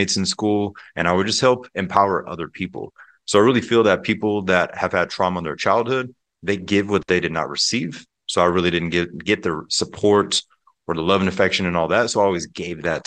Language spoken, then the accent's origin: English; Pensacola, Florida, United States; also born or lived in Germany; We actually moved to Pensacola, Florida, and the Panhandle. If people are familiar with the Blue Angel Air Show, that's my home state and home city. But growing up there